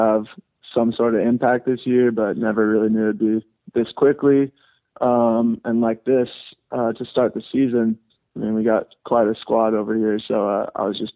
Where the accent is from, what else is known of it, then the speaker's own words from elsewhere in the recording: Burbank, California, United States; I grew up in Southern California here